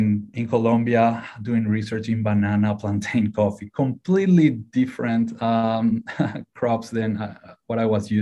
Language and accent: English; Paraguay; moved away as an adult; now in Ohio, United States; So originally I'm from Paraguay in South America